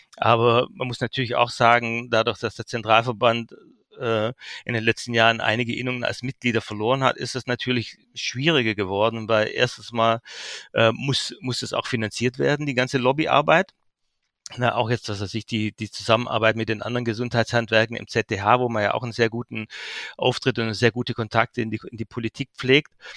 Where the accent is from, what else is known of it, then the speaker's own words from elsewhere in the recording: Heidenheim an der Brenz, Baden-Württemberg, Germany; also born or lived in Berlin / Geislingen an der Steige; Ich bin auf der Schwäbischen Alb geboren, dort aufgewachsen, in Heidenheim an der Brenz, dort Abitur gemacht